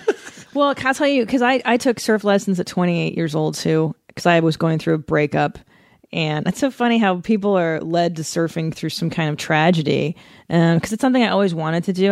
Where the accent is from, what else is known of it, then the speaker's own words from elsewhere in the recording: Los Angeles, California, United States; I grew up doing that here